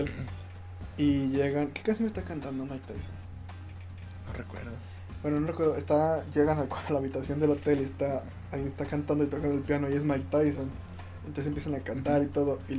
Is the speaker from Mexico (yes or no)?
yes; Mexico; como mexicano es lindo escuchar